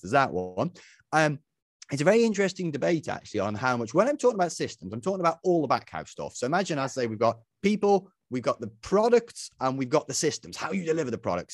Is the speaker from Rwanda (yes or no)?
no; Isle of Man; moved away; when I was a young fella growing up, I grew up back on the Isle of Man